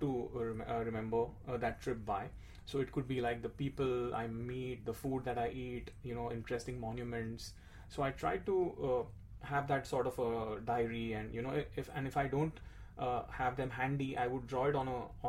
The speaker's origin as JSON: {"language": "English", "town": "Mumbai", "region": "Maharashtra", "country": "India", "tie": "born or raised there", "moved": "yes", "said": "I'm born and brought up in India, Mumbai"}